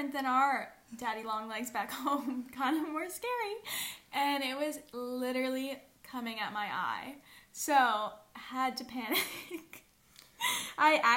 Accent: United States; we were all Americans

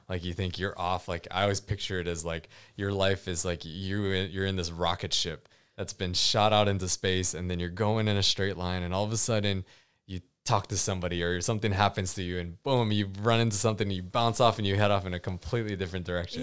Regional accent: Hawaii, United States; I grew up in Hawaii

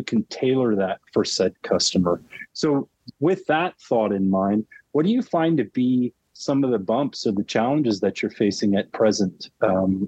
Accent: California, United States; I grew up in California. This is my home

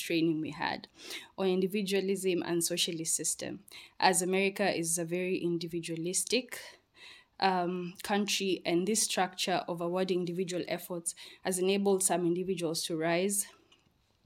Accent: Kenya; my home country, Kenya

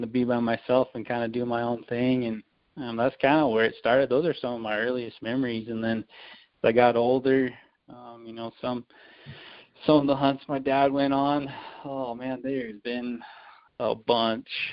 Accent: Farmington, New Mexico, United States; also born or lived in Bloomfield, New Mexico; I grew up here in Farmington, New Mexico, which is right up in like the northwest corner of New Mexico

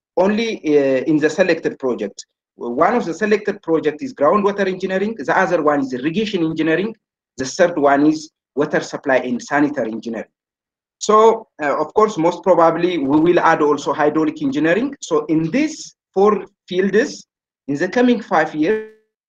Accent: Ethiopia; also born or lived in Germany; I returned back to my home country, and currently I'm working in Arba Minch University

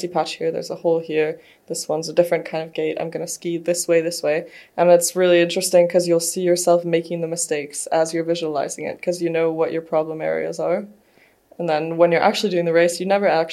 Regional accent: Switzerland; I grew up in Switzerland, so in the mountains

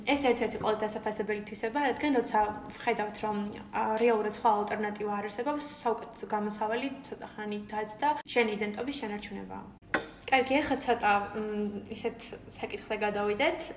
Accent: Guria, Georgia; also born or lived in Batumi; მე თვითონ გურული ვარ

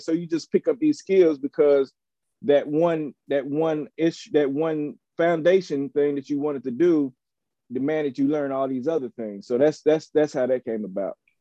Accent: Chattanooga, Tennessee, United States; moved away; also born or lived in Nashville / Atlanta; I hail from Chattanooga, Tennessee, by way of Nashville and Atlanta

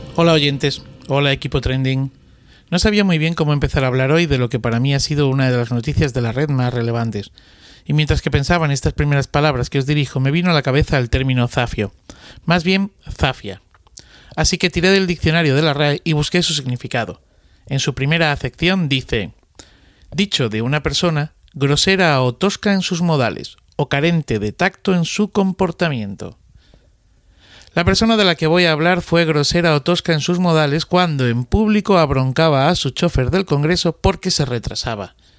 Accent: Madrid, Community of Madrid, Spain; los familiares de mi pueblo que venían a hacer la milia a Madrid se alojaban en mi casa

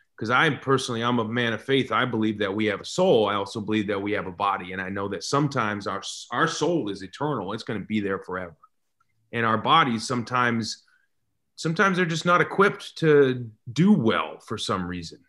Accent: Seattle, Washington, United States; I'm from Seattle

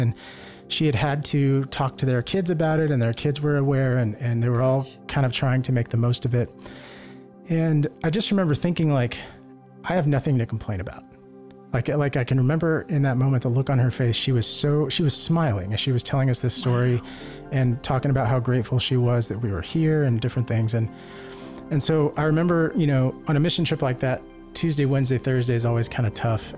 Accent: Lake Jackson, Texas, United States; moved away; my home parish back in Lake Jackson, Texas

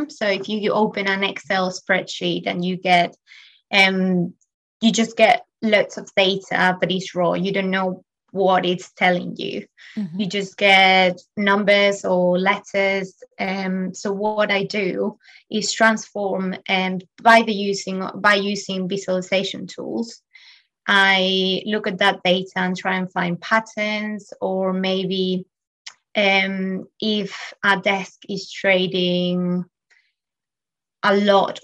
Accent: Spain; now in London, United Kingdom; I am from Spain and I am currently living in London

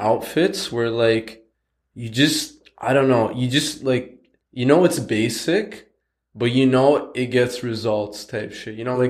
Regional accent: Coquitlam, British Columbia, Canada; We come from Coquitlam. This is like a boring ass fucking town.

